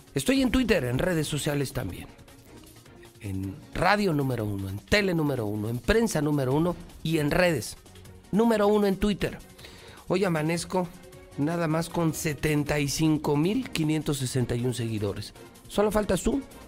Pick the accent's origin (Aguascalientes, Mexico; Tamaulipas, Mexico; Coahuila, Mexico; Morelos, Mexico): Aguascalientes, Mexico; Soy un ciudadano de Aguascalientes periodista